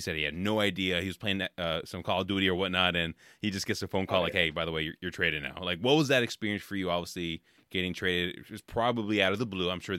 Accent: Bay Area, California, United States; now in Midwest, United States; I'm from the Bay Area in California originally, so like we have a ton of good seafood

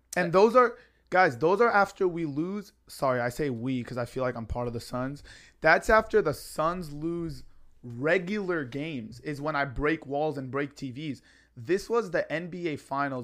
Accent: San Diego, California, United States; my flight back to San Diego to come home

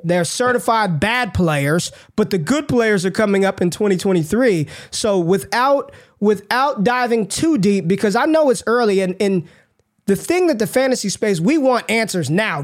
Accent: Las Vegas, Nevada, United States; I grew up in Las Vegas, Nevada

